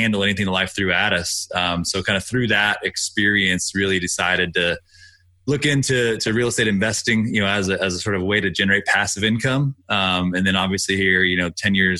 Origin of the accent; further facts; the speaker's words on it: Austin, Texas, United States; I grew up in Austin